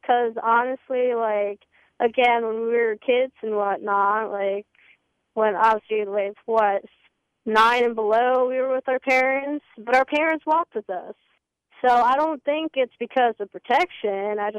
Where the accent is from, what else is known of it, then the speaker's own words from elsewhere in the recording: New York, United States; also born or lived in Fort Bragg, North Carolina; now in Cameron, North Carolina, United States; I'm from New York